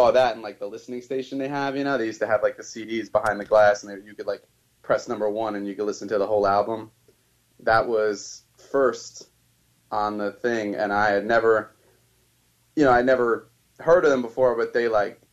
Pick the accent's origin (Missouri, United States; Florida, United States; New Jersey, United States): New Jersey, United States; I'm from New Jersey